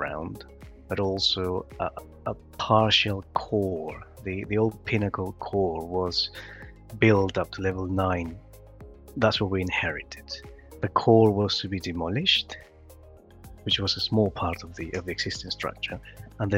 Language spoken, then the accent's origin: English; Peru; now in United Kingdom; I was born in Peru, and I grew up in different construction sites